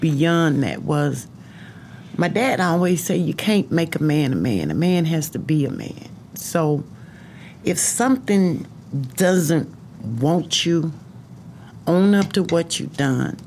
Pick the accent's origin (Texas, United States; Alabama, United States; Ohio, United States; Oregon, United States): Texas, United States; East Texas / Houston, United States; also born or lived in Arkansas / Nacogdoches, Texas; we came back to Nacogdoches, which is in East Texas